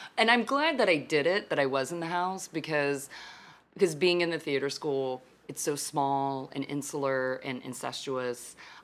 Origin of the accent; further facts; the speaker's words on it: Fort Worth, Texas, United States; Like I came from Texas. I lived in Fort Worth, where TCU is, where basically it's like 75% Greek.